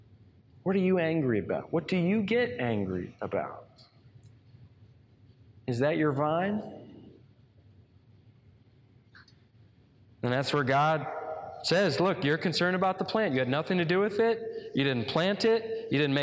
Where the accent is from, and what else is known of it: United States